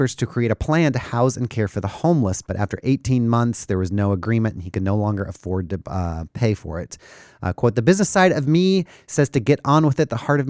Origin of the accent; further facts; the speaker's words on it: Ontario, California, United States; moved away; I grew up in Ontario, California, which now they have a very large and very nice airport because it's a huge hub down there.